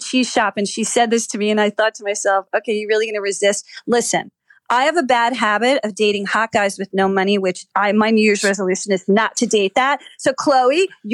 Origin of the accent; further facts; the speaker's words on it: New Jersey, United States; I'm from Jersey